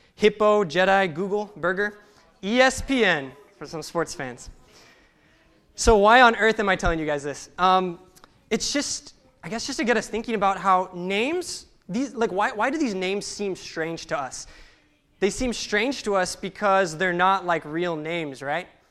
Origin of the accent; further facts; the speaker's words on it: Salinas, California, United States; I grew up in Salinas, California